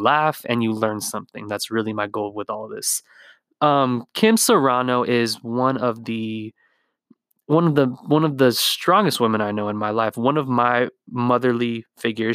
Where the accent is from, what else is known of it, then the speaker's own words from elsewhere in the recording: Whittier, California, United States; I'm from Whittier, California